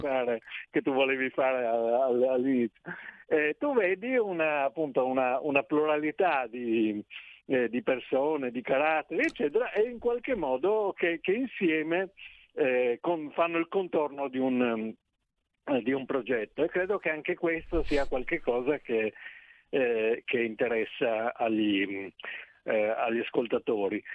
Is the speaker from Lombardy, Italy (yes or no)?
no; Trieste, Friuli-Venezia Giulia, Italy; io sono di Trieste